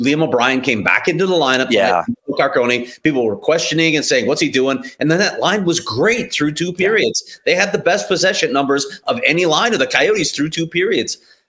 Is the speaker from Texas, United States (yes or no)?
no; Illinois, United States; I'm from Illinois, and we all know I'm bougie